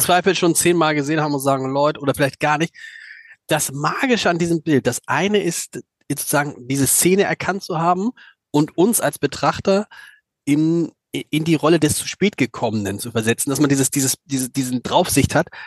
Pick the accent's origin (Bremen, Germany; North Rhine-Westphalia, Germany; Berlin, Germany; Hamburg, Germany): Hamburg, Germany; als Hamburger